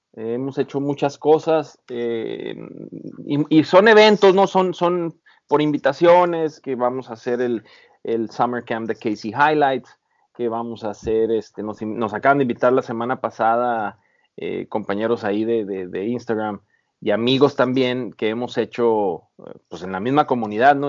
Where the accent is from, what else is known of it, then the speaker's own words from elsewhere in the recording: Baja California, Mexico; moved away as an adult; now in San Diego, United States; yo soy originario de Baja California